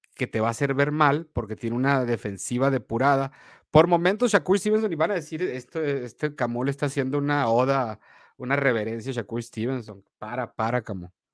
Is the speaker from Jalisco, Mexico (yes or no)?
no; Sonora, Mexico; soy mexicano y me y sonorense